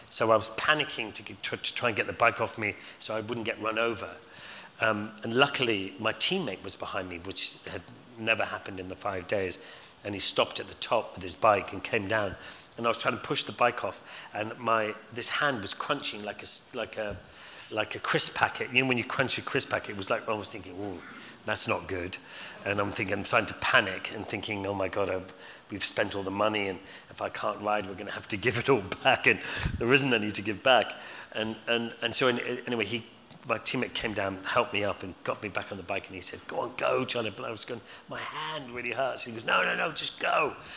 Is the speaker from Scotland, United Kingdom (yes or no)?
yes; Scotland, United Kingdom; also born or lived in London, United Kingdom; now in Surrey Hills, United Kingdom; being Scottish